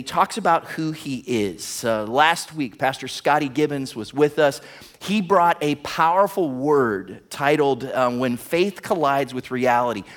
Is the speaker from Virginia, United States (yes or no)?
no; Warren, Ohio, United States; now in Toledo, United States; my hometown, Warren, Ohio